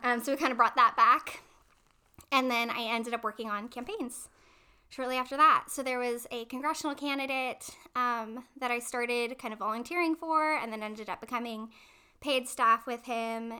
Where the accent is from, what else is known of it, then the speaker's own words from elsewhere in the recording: hometown of Columbia College, California, United States; moved away as an adult; also born or lived in Fullerton, California; I was on the speech and debate team at my junior college, Columbia College, in my hometown